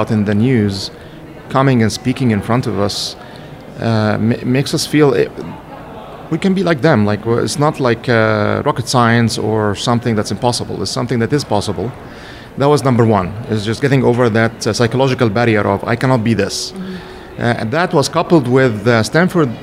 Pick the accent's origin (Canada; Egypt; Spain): Egypt; Cairo, Cairo Governorate; moved away as an adult; now in Silicon Valley, United States; I was born in Egypt, in Cairo, specifically in a town called Shubra, for people that know Egypt well enough. I got my bachelor's and master's degrees at Cairo University.